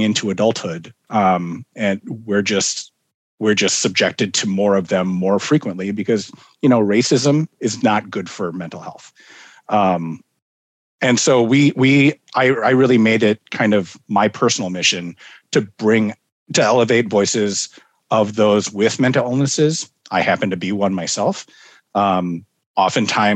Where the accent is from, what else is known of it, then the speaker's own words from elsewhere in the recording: Minnesota, United States; also born or lived in Fort Bragg, North Carolina; moved to Minnesota when I was just months old